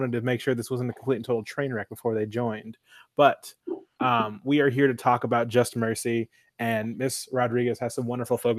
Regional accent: San Antonio, Texas, United States; also born or lived in Maine; I was born in Maine, but I grew up in San Antonio, so I have a very strong Southern bias.

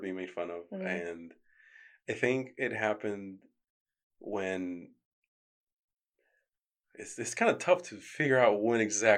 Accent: Florida, United States; moved away as an adult; also born or lived in New York; I was born in New York, but I grew up in Florida

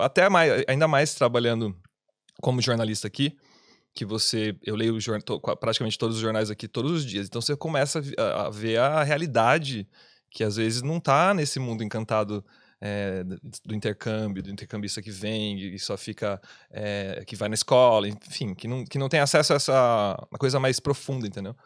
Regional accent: Piracicaba, São Paulo, Brazil; moved away as an adult; now in Dublin, Ireland; eu sou de Piracicaba, São Paulo

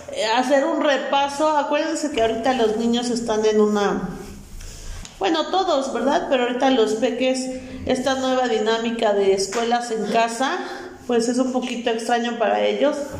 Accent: Hidalgo, Mexico; resistamos como buenos hidalguenses, mexicanos, hidalguenses y simapenses

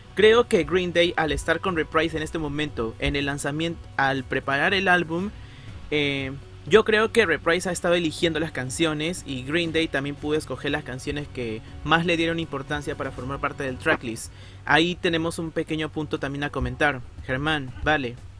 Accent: Peru; soy de Perú

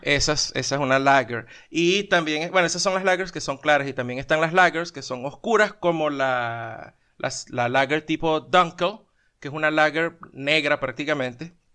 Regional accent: Venezuela; now in Colombia; somos venezolanos

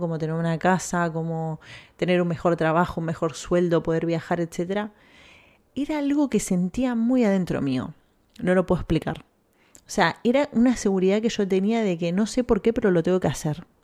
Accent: Argentina; moved away as an adult; now in Spain; en mi país de donde vengo

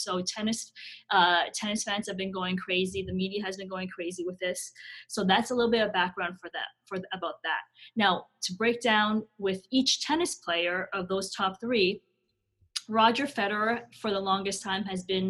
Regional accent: Canada; like I said, we are a Canadian audience, and sure, the national sport, the national obsession is hockey.

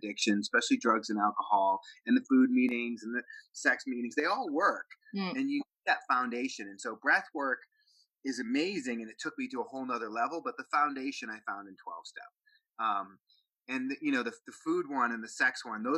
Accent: Boston, Massachusetts, United States; I grew up in Boston, Massachusetts, and it was kind of a tough town

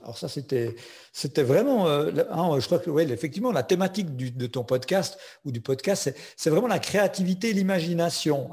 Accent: Switzerland; Je suis suisse, j'ai un petit accent, mais mon papa est français

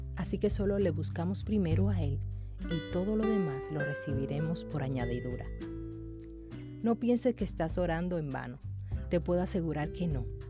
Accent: Dominican Republic

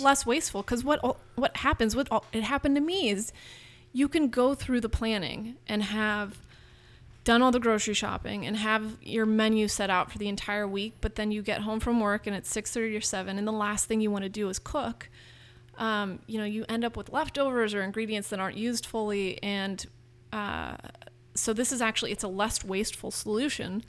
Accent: Marin, California, United States; growing up in Marin

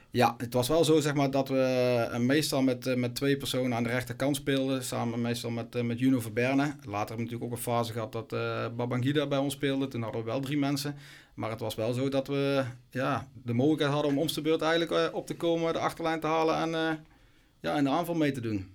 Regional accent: Gemert, North Brabant, Netherlands; mijn club waar ik vandaan kom, eh, in Gemert

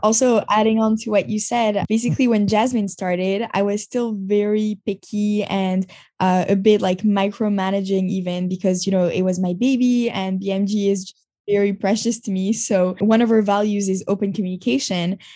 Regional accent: Montreal, Quebec, Canada; moved away as an adult; also born or lived in Tel Aviv, Israel / New York, United States; now in Paris, France; I grew up in Montreal

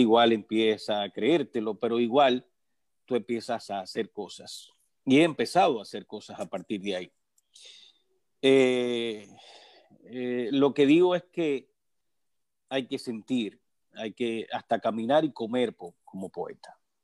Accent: Moca, Espaillat, Dominican Republic; Moca, de donde soy

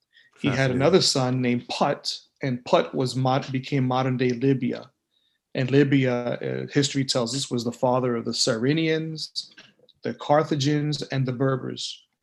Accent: New York City, New York, United States; also born or lived in Manhattan; I was born in Manhattan and raised in the Bronx.

